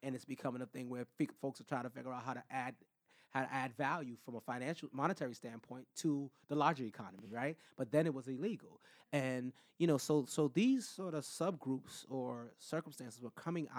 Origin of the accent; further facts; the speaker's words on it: Boston, Massachusetts, United States; I consider to be the area where I grew up in Common Square to be like a little Brooklyn